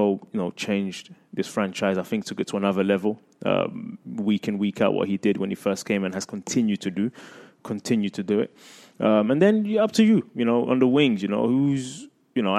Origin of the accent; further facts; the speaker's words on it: London, United Kingdom; moved away; I grew up in London, in England, with the FA Cup